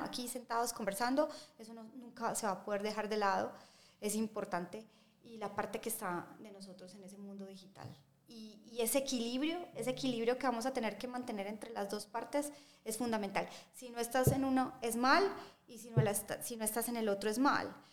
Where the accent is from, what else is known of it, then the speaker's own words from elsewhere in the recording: Medellín, Antioquia, Colombia; nosotros como, como colombianos y como paisas